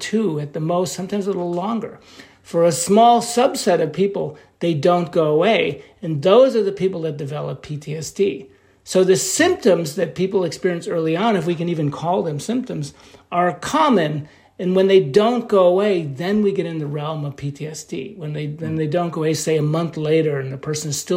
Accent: New York, United States; I'm from New York

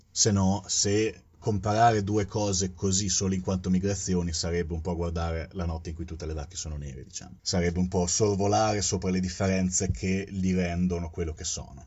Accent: Fano, Marche, Italy; moved away; also born or lived in Turkey; provengo da Fano

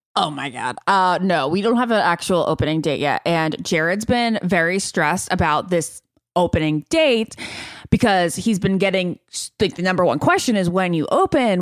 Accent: Northern Virginia, United States; I'm from Nova, Northern Virginia

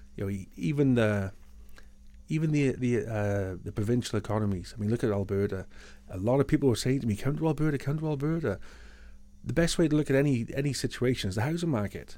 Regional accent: United Kingdom; first language English; moved away as an adult; now in Canada; I'm British, I got British citizenship

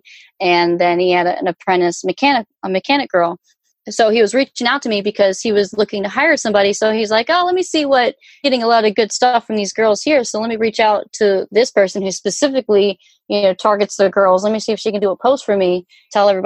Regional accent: Virginia Beach, Virginia, United States; also born or lived in Denver, Colorado; now in South Florida, United States; I'm from Virginia Beach

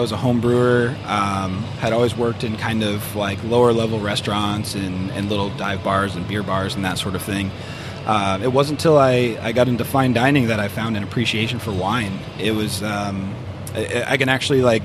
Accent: New Hampshire, United States; moved away as an adult; now in Arizona, United States; I'm from New Hampshire originally.

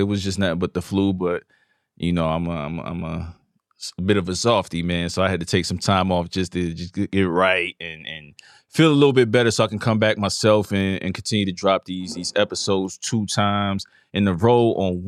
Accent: New York, United States; now in Virginia, United States; I've been away from New York way longer than I grew up there

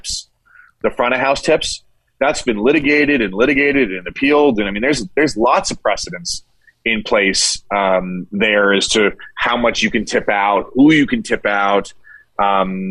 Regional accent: Northeast, United States; moved away; I'm from the Northeast and we call everybody guys

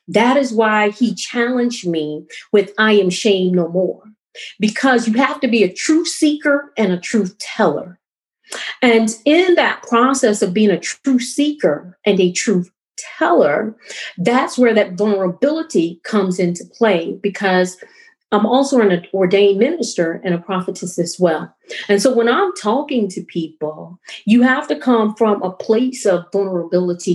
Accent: South Carolina, United States; also born or lived in Asia; I'm from South Carolina

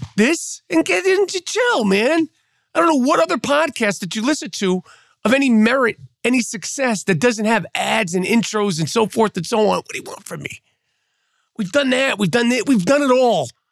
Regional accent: New York, United States; as a New Yorker

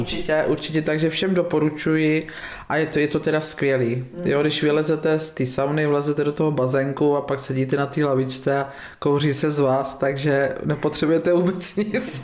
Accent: Vortová, Pardubice Region, Czechia; now in Bítovany, Czechia; pocházím ze statku z Vortové na Hlinecku, kde jsme byli na konci vesnice

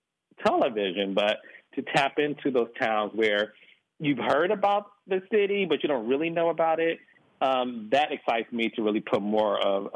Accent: Detroit, Michigan, United States; No, I'm from Detroit, and I grew up in the whole era of Black excellence.

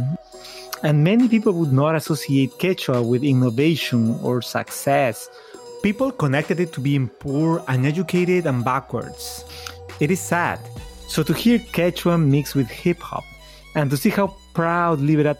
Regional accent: Peru; all of us Peruvians

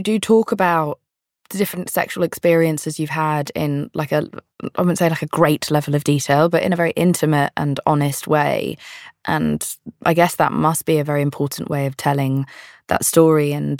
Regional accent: London, United Kingdom; I'm from London. It's also old here.

